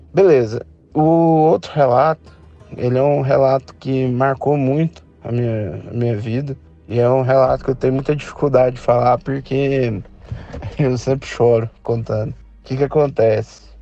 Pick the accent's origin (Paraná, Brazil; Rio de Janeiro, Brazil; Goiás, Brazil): Goiás, Brazil; Goiânia; sou daqui de Goiânia